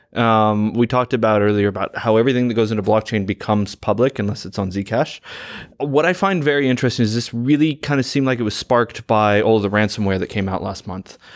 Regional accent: United States; as an American, I love that we're sitting in London

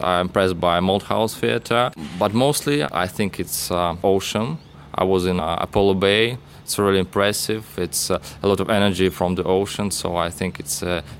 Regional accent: Russia; moved away as an adult; now in Melbourne, Australia; I came from Russia.

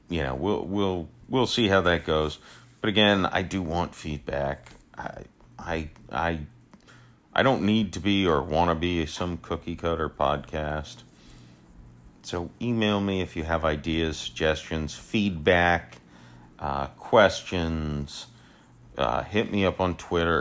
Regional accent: St. Petersburg, Florida, United States; I'm born and raised in Saint Petersburg, Florida. Uh, I've never left

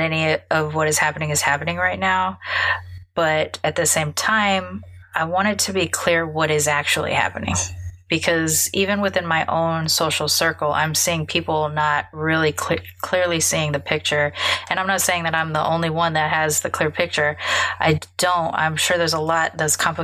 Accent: Long Beach, California, United States; I grew up in Long Beach during the time when both the Long Beach PD and the LAPD and the Compton PD were notorious

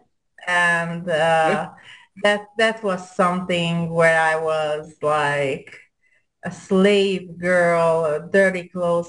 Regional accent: Hungary; accent: European; English is a second language; moved away as an adult; now in United States; I'm Hungarian

